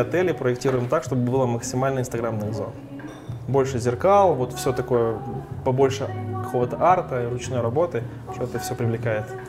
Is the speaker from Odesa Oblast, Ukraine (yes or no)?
yes; Odesa, Odesa Oblast, Ukraine; moved away as an adult; now in Carpathians, Ukraine; Я из Одессы.